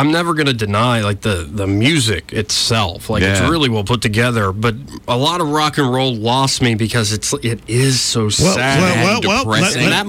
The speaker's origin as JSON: {"language": "English", "region": "California", "country": "United States", "tie": "born or raised there", "said": "all the neighborhoods I grew up in Southern California"}